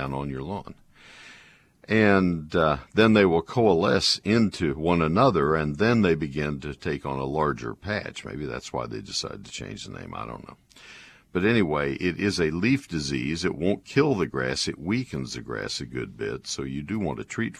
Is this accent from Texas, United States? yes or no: yes; Bryan, Texas, United States; my hometown of Bryan College Station